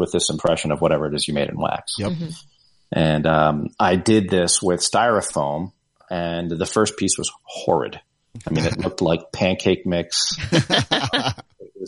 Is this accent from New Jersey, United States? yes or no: yes; New Jersey, United States; I grew up in New Jersey